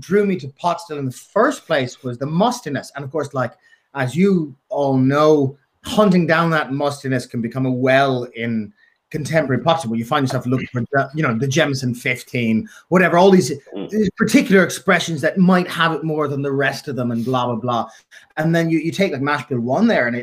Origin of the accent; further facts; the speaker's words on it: Dublin, Leinster, Ireland; I'm from North Dublin